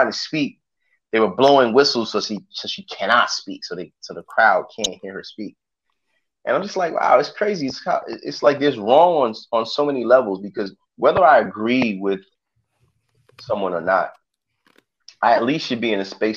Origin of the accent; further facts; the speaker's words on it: New York City, New York, United States; I was born in Brooklyn.